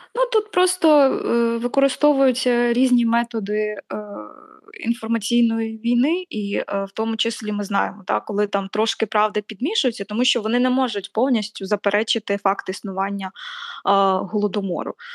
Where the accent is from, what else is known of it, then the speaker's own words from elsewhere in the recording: Zaporizhzhia, Zaporizhzhia Oblast, Ukraine; Я зростала на сході, я зростала в Запоріжжі